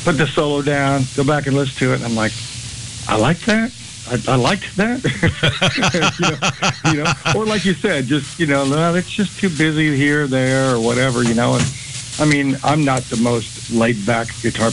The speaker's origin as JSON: {"language": "English", "town": "Columbus", "region": "Ohio", "country": "United States", "tie": "born or raised there", "also_born_or_lived": "Houston, Texas", "moved": "yes", "said": "right outside of Columbus, Ohio"}